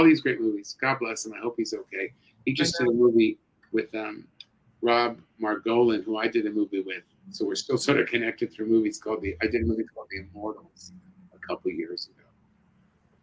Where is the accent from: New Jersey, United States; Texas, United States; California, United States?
California, United States; Los Angeles; I grew up in Hollywood